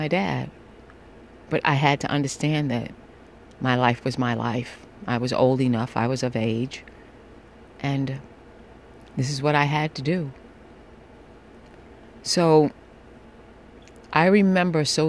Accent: New York City, New York, United States; I am a New Yorker

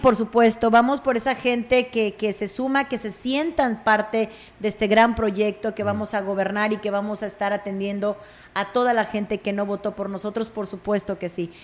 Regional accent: Aquismón, San Luis Potosí, Mexico; mi pueblo, en Aquismón

